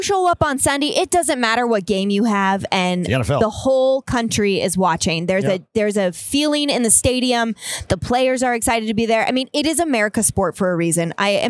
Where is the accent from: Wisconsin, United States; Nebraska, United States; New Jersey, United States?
New Jersey, United States; Central, Hunterdon County, but I went to Seton Hall in Essex County.